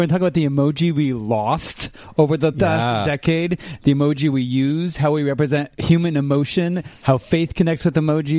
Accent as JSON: {"language": "English", "country": "Japan", "tie": "born or raised there", "moved": "yes", "said": "I grew up in Japan."}